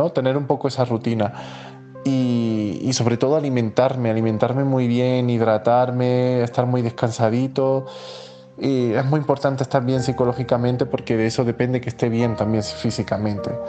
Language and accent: Spanish; Spain; moved away as an adult; now in Mexico; y, soy un español que viajó eh, a México el 11 de marzo.